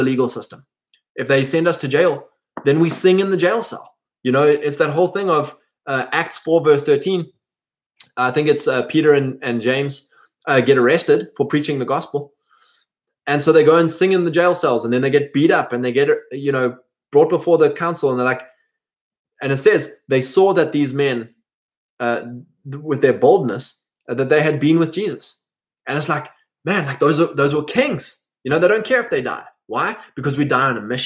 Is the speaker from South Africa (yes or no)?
yes; South Africa; us white boys gain nothing by identifying as a South African